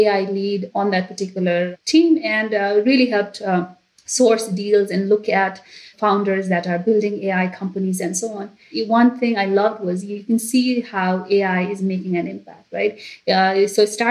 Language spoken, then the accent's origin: English; Nepal; now in United States; I am originally from Nepal